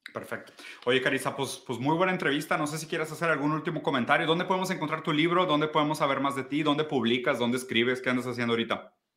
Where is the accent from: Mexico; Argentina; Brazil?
Brazil; also born or lived in Italy; yo soy brasileño